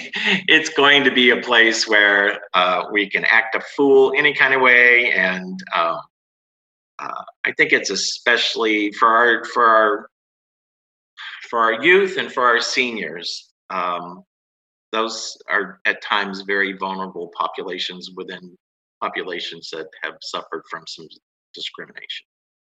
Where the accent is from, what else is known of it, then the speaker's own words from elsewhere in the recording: West Palm Beach, Florida, United States; West Palm Beach, Florida.